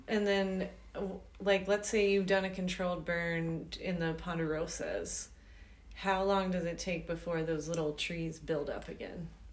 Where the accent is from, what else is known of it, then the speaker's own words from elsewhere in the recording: Georgia, United States; now in Flagstaff, United States; I grew up in Georgia in the mm-hmm. land of the pines